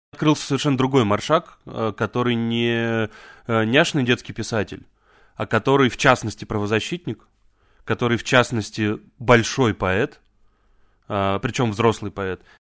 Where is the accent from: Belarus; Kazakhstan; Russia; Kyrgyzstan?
Russia; Volzhsky, Volgograd Oblast; moved away as an adult; also born or lived in Saint Petersburg; now in Moscow, Russia; я из Волжского, это под Волгоградом.